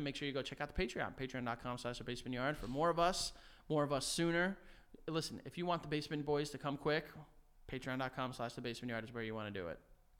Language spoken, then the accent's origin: English; New York City, New York, United States; I was born in Manhattan.